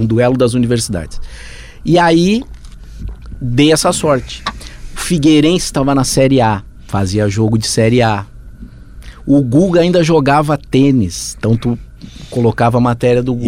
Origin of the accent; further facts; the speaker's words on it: Rio Grande do Sul, Brazil; moved away as an adult; now in São Paulo, Brazil; eu sou gaúcho